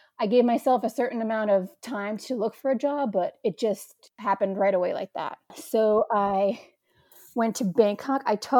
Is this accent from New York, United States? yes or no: yes; New York, United States; accent: New York; It totally crippled away at my New York accent.